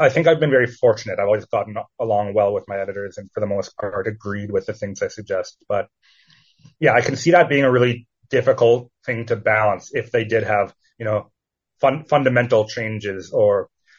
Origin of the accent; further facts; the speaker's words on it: Edmonton, Alberta, Canada; Edmonton, which is where I'm from, my hometown